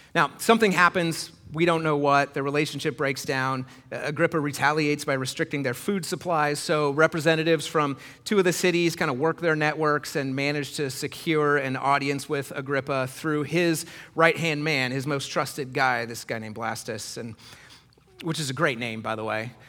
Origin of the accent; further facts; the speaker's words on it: Iowa, United States; I grew up in Iowa in the nineties.